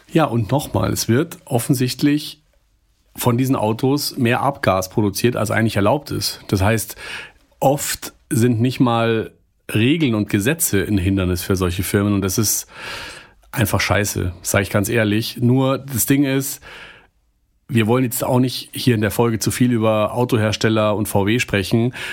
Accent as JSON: {"language": "German", "country": "Germany", "said": "hier bei uns in Deutschland"}